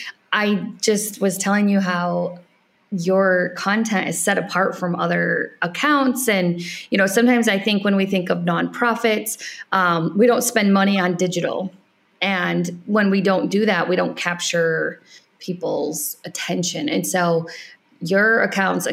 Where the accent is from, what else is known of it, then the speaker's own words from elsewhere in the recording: United States; moved away as an adult; also born or lived in Ireland; I'm an American